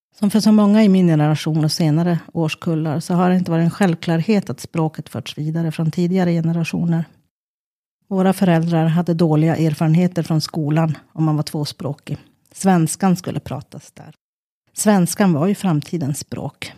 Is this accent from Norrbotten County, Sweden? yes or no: yes; Kiruna, Norrbotten County, Sweden; also born or lived in Lainio; När jag växte upp i Kiruna